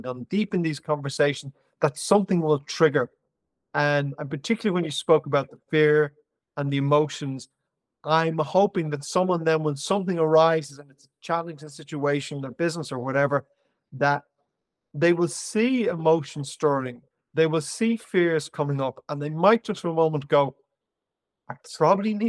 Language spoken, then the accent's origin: English; Ireland; I'm Irish